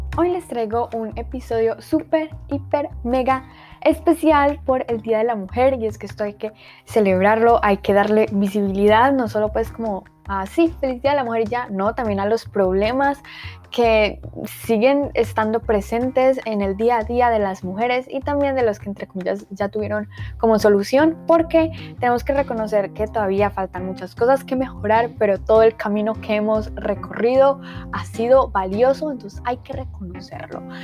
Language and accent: Spanish; Colombia; yo soy colombiana, de lo cual me siento muy orgullosa